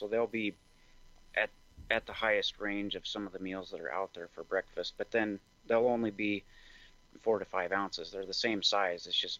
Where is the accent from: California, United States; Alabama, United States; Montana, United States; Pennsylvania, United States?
Montana, United States; also born or lived in Seattle; So I grew up in Montana. I'm a fifth generation Montanan, and I went to school in Bozeman. I worked in Seattle for a couple of years and then came back.